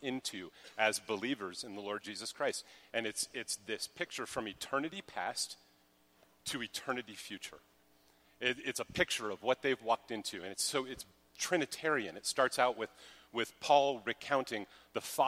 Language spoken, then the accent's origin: English; Colorado, United States; moved away; I'm from Colorado